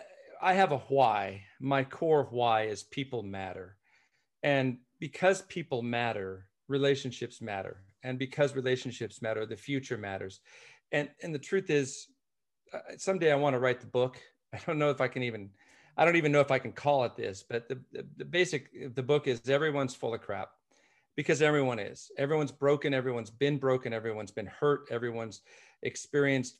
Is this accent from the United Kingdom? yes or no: yes; Scottish by birth, Scotland, United Kingdom; I am Scottish by birth, but my adopted parents who adopted me